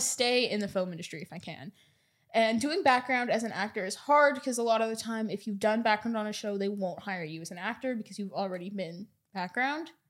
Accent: Edmonton, Alberta, Canada; now in Vancouver, Canada; growing up in Edmonton, was, I spent most of the time just wanting to leave Edmonton

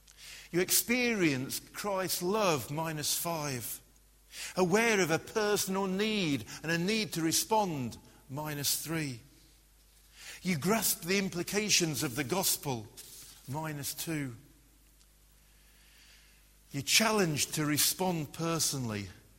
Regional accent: Glasgow, Scotland, United Kingdom; I grew up in Glasgow. If I'd had a name like Reinhold Bonnke, then how would I have survived being in Glasgow?

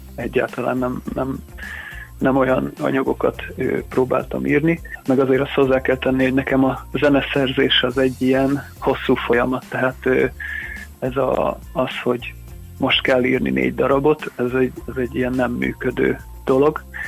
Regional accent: Érd, Pest, Hungary; moved away as an adult; now in Budapest, Hungary; érdem, Sándor utcában nőttem föl, ide jártam ugye iskolába, gimnáziumba is, ott érettségiztem

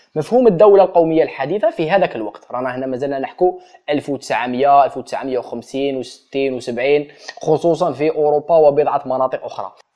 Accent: Ghardaia, Ghardaïa Province, Algeria; مدينتي كش واحد يعرف المشاكل تاع غردايا

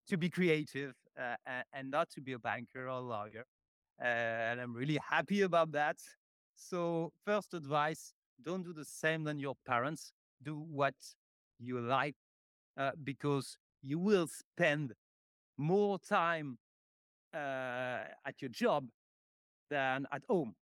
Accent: Paris, Île-de-France, France; born and raised, uh, in Paris.

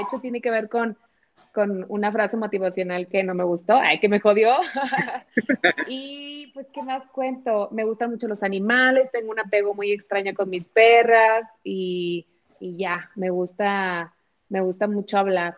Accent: Monterrey, Nuevo León, Mexico; now in Morelia, Mexico; soy regia, actualmente vivo en Morelia por cuestiones ahí familiares

